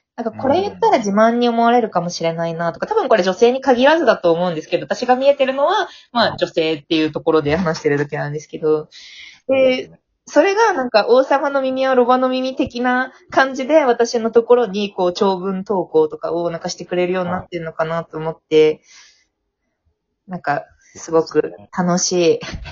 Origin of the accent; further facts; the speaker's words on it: Fukuoka, Japan; 福岡、福岡出身